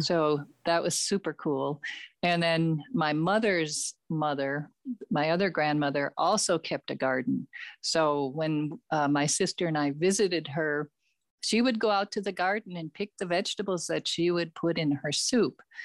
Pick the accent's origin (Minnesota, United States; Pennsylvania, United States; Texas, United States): Minnesota, United States; Minneapolis; I grew up in Minneapolis